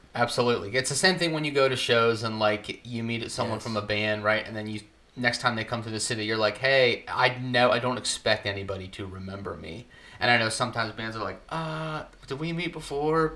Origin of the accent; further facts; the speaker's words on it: Pittsburgh, Pennsylvania, United States; Pittsburgh area. I'm like 30 minutes outside of the city.